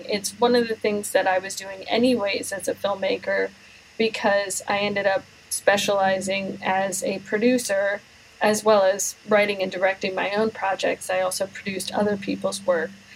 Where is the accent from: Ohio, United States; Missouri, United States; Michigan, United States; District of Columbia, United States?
District of Columbia, United States; Washington; now in Houston, United States; I grew up in the Washington D.C. area, uh, so I'm not local to Houston where I am now.